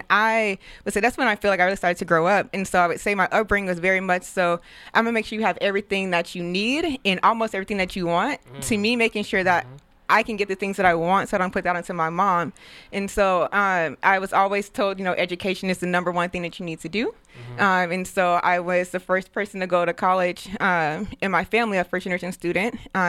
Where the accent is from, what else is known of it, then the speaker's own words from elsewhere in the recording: Denver, Colorado, United States; also born or lived in St. Louis, Missouri; Yeah, so I was born in St. Louis, Missouri, and then I moved to Denver, Colorado with my mom. I want to say when I was, like, 8 or 9.